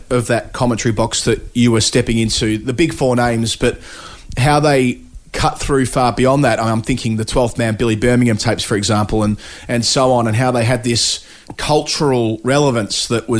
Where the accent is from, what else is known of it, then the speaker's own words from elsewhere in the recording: Melbourne, Victoria, Australia; I grew up in Melbourne in the 90s